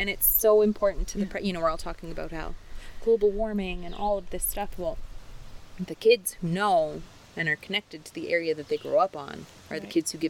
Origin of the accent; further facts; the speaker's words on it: Fairview, Alberta, Canada; We are very north, too, right? Yes. And I think growing up, I'm from Fairview, Amy's from here in Sexsmith.